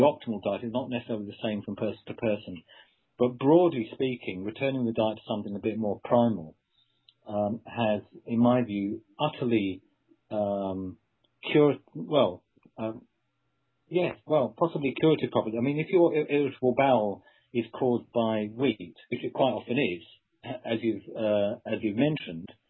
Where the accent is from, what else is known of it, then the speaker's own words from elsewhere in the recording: England, United Kingdom; as an Englishman